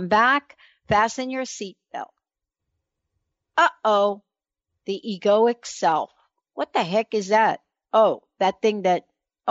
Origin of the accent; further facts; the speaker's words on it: New York City, New York, United States; I was born in the Bronx, New York